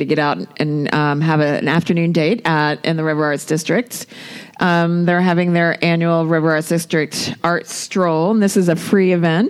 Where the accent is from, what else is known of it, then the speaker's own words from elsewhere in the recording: East Coast of Florida, United States; now in Asheville, United States; East Coast of Florida, where I always listen to reggae on Sunday